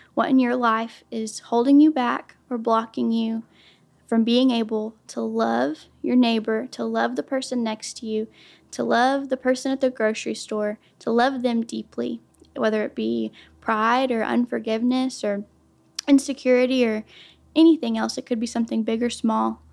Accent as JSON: {"language": "English", "town": "Durant", "region": "Oklahoma", "country": "United States", "said": "I am from Durant, Oklahoma. I've been here since I was about eleven years old."}